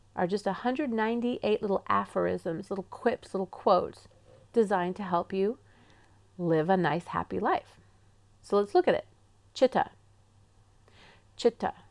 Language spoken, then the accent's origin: English; England, United Kingdom; accent: English; now in Pacific Northwest, United States; my English accent